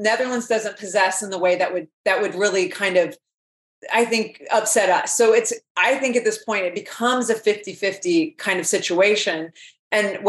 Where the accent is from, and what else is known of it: United States